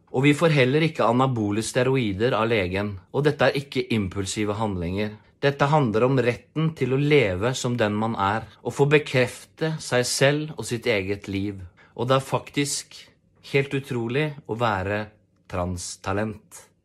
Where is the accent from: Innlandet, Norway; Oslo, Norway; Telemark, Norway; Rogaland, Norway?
Telemark, Norway; Porsgrunn; jeg kommer fra Porsgrunn